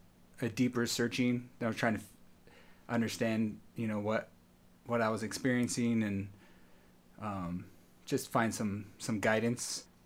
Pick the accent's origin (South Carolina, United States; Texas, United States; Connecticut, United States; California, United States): California, United States; San Diego; also born or lived in National City, California / Berkeley, California / Los Angeles, California; I was born in National City. And I've lived in San Diego most of my life, on and off other places